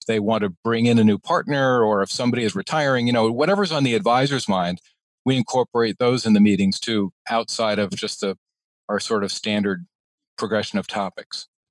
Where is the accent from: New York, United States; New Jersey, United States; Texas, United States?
New York, United States; I am a New Yorker.